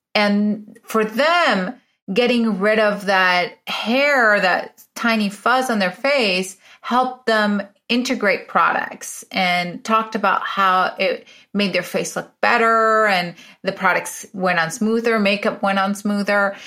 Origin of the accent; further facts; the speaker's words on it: Venezuela; moved away as an adult; also born or lived in Illinois, United States; now in United States; I'm originally from Venezuela. I was born in Venezuela.